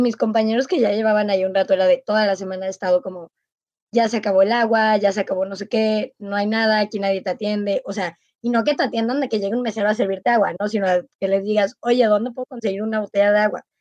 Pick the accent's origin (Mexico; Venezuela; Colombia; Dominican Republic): Mexico; como mexicana